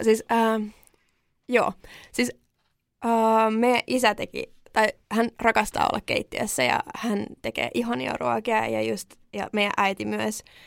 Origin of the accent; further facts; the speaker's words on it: Finland; mä oon syntynyt Suomessa